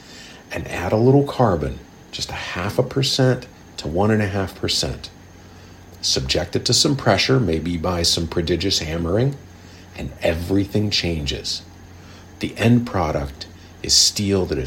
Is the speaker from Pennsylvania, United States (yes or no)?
yes; Ohio Valley northwest of Pittsburgh, Pennsylvania, United States; As a child growing up in the Ohio Valley northwest of Pittsburgh